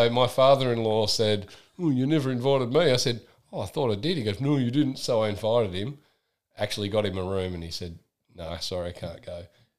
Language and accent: English; Australia; now in United Kingdom; as an Australian coming to the UK